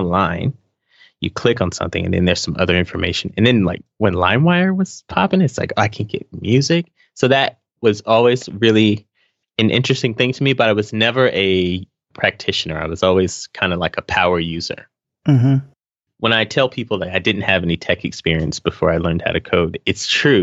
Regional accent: Charlotte, North Carolina, United States; moved away as an adult; also born or lived in Fayetteville, North Carolina; now in Atlanta, United States; I moved to Charlotte, North Carolina when I was 5, and then spent my whole childhood

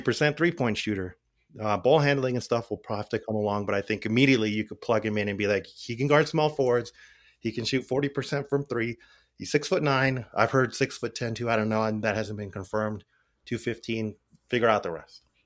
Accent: Albuquerque, New Mexico, United States; moved away; I grew up in Albuquerque around a lot of gang violence

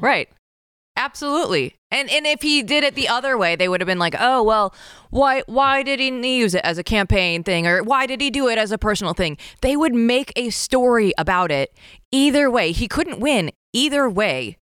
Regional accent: Iowa, United States; moved away as an adult; also born or lived in Portland, Oregon; I was born and raised in Iowa, went to the University of Iowa, and then my first job was in Portland, Oregon

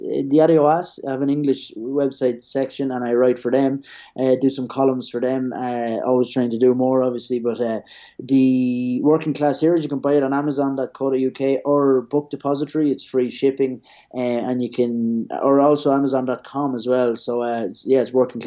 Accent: Ireland; moved away as an adult; now in Madrid, Spain; for us as kids growing up in Ireland, we'd follow the Premier League

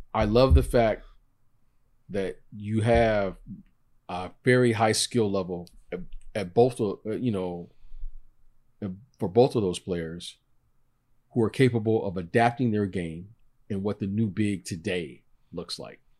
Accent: Detroit, Michigan, United States; growing up in Detroit

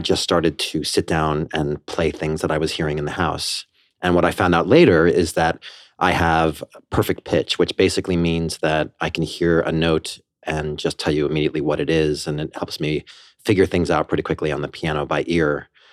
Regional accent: Port Washington, New York, United States; also born or lived in Banksville, Westchester, New York / Armonk, New York; I grew up on Long Island in Port Washington. I lived there until I was thirteen, and then my parents moved us to, uh, the Banksville area of Westchester

